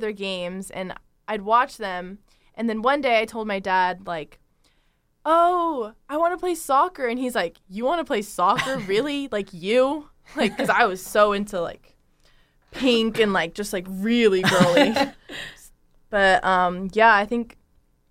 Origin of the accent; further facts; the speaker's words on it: California, United States; I'm from Londo, California, which is really close to here